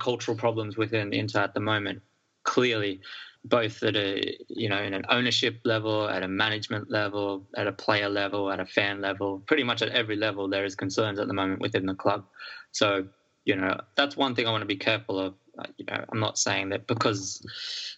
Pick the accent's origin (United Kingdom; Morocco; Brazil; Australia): Australia; growing up in Australia